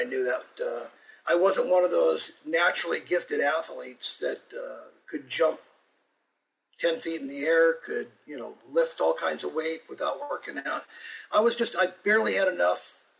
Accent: Arizona, United States; I grew up over in Arizona

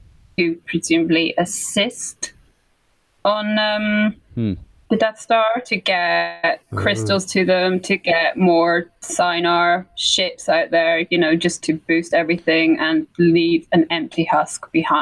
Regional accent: Scotland, United Kingdom; now in England, United Kingdom; I mean, I live in England. I'm from Scotland. I live in England.

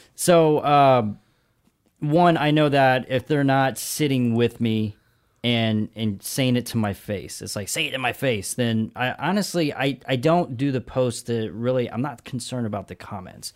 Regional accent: Augusta, Georgia, United States; moved away as an adult; also born or lived in Brooklyn, New York / Los Angeles, California / La Jolla, California; I'm from a town called Augusta, Georgia

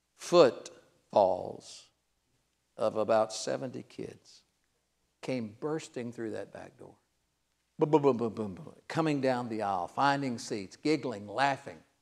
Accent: Cincinnati, Ohio, United States; I'm from Cincinnati.

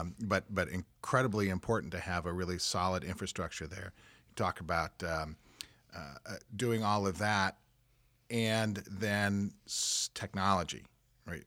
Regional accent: Kansas City, Missouri, United States; I grew up in the Kansas City metro and I grew up out south, uh, hundred and third and State Line area

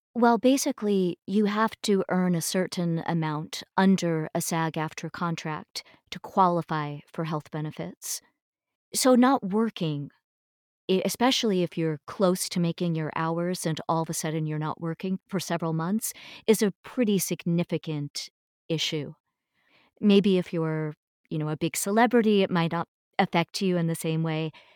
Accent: eastern Long Island, New York, United States; also born or lived in Niagara, New York; my parents had moved downstate when I was growing up, so I pretty much grew up uh, out on eastern Long Island

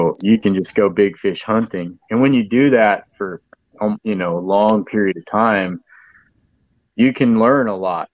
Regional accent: San Antonio, Texas, United States; also born or lived in New Braunfels, Texas / Canyon Lake, Texas; I was born in San Antonio and I live around San Antonio, New Braunfels, Canyon Lake all my life.

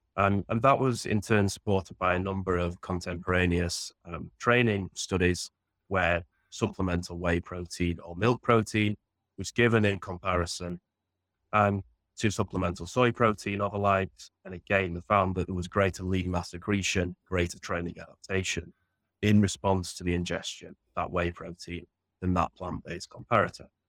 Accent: Sheffield, Yorkshire and the Humber, United Kingdom; I grew up in Sheffield in northern England

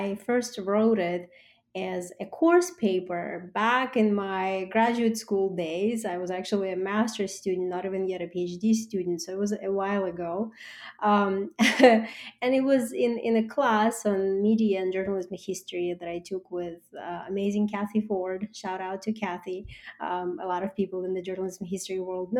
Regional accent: Russia; moved away as an adult; now in United States; I was born and raised in Russia

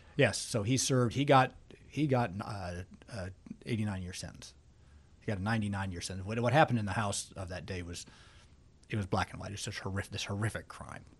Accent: Alaska, United States

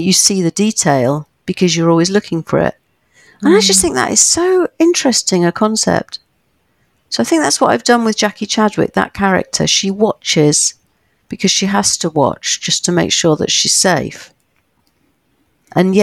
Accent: United Kingdom; living as a Brit

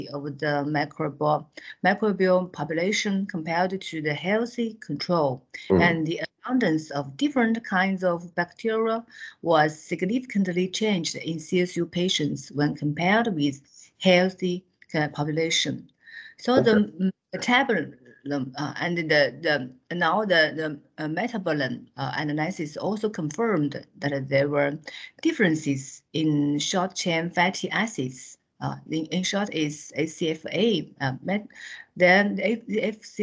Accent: China; from China. I'm a dermatologist from Xiangya Hospital, Central South University, which is located in Hunan province of China

